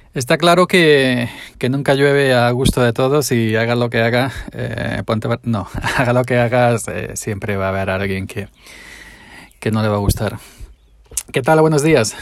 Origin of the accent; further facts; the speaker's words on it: Andalusia, Spain; hablo pausado siendo andaluz